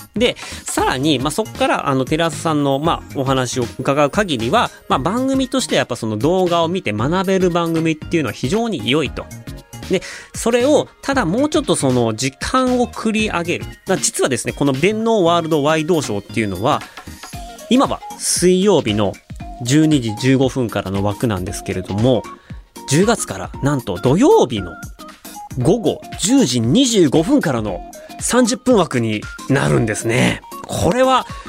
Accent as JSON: {"language": "Japanese", "region": "Hokkaido", "country": "Japan", "tie": "born or raised there", "moved": "yes", "said": "北海道地元北海道"}